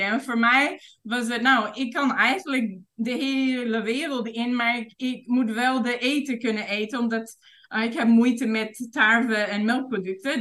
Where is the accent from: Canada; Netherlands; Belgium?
Canada; Vancouver, British Columbia; Dutch is a second language; moved away as an adult; also born or lived in England; now in Thailand; ik ben geboren in Vancouver en opgegroeid in de stad.